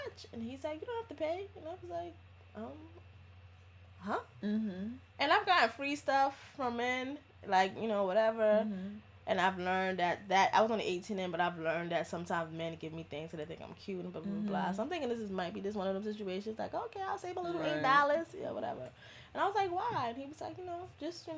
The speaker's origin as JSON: {"language": "English", "town": "New York City", "region": "New York", "country": "United States", "said": "I'm from the Bronx"}